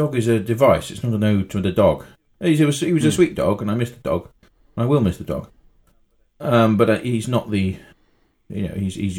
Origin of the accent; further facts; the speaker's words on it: Leamington Spa, West Midlands, United Kingdom; born there; A, no, I was born in Leamington Hospital.